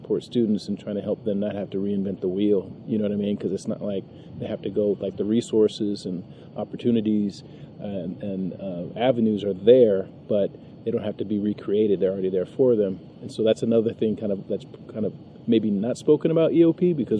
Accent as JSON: {"language": "English", "town": "San Francisco", "region": "California", "country": "United States", "tie": "born or raised there", "also_born_or_lived": "Santa Barbara", "said": "I'm originally from San Francisco, and I, you know, in hindsight, I'm happy to have been born and raised in that community"}